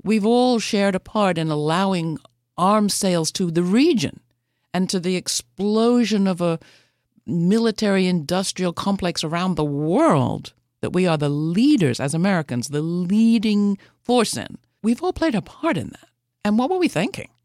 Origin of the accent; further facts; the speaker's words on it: United Kingdom; as a British person